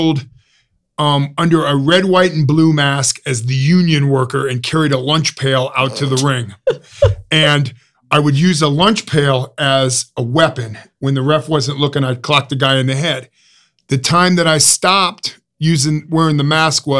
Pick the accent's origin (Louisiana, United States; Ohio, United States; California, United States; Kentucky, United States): Ohio, United States; Mansfield; accent: Ohio; born and raised in Mansfield, Ohio, which we're in Columbus right now